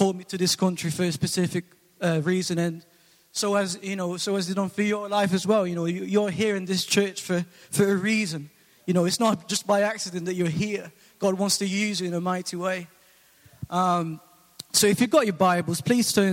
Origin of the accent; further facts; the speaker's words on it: Philippines; now in England, United Kingdom; I'm originally from the Philippines, and I came over in 2004